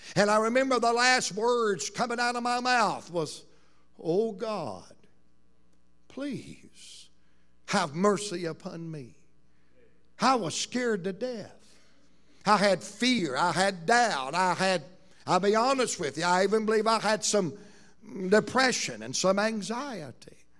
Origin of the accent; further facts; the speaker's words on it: Roanoke Rapids, North Carolina, United States; us Roanoke Rapids people